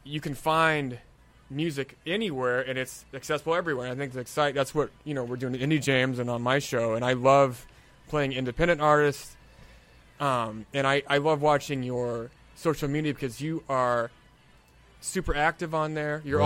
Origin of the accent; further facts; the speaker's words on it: Oviedo, Florida, United States; I grew up in Oviedo